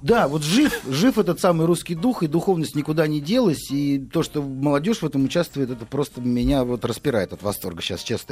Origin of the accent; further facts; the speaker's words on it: Moscow, Russia; мы, москвичи